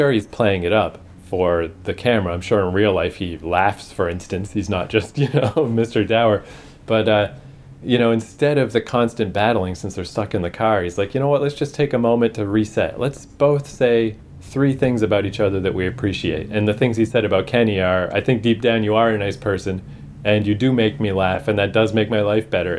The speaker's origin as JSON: {"language": "English", "country": "Canada", "said": "a Canadian"}